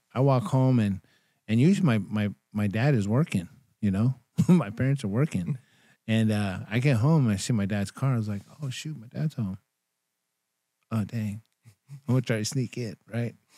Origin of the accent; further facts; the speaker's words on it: Bay Area, California, United States; also born or lived in Elk Grove, California; I'm from the Bay Area